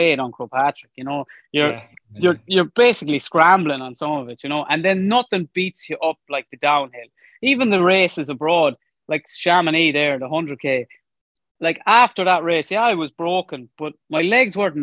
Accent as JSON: {"language": "English", "area": "Leitrim", "region": "Connacht", "country": "Ireland", "said": "I'm from Leitrim"}